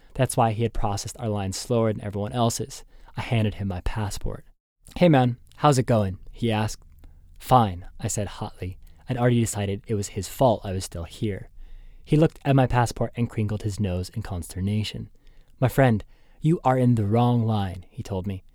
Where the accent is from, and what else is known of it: Boston, Massachusetts, United States